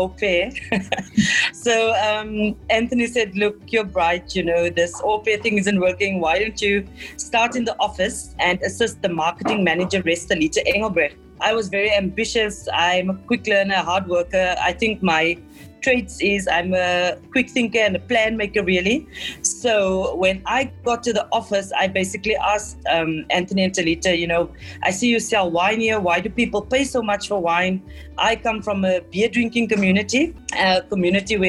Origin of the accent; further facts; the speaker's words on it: Tesselaarsdal, Western Cape, South Africa; also born or lived in Hemel en Aarde Valley; I am from Tessa Larsdell, which is a small village in the Overberg between the Hemel en Aarde and Caledon